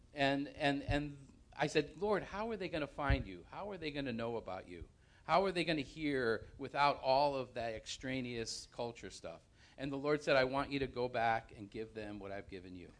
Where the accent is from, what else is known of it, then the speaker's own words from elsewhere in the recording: New Haven, Connecticut, United States; moved away as an adult; also born or lived in California; I grew up in New Haven, and I became a Christian in New Haven, um, moved to California when I was twenty-five